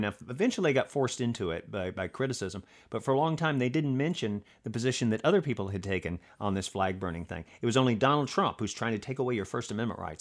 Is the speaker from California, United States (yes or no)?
no; Alabama, United States; moved away; I'm from Alabama originally